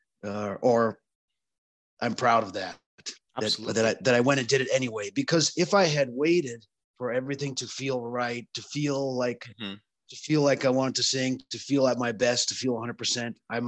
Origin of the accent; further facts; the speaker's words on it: Saskatchewan, Canada; I grew up in Saskatchewan, which is on the Canadian prairies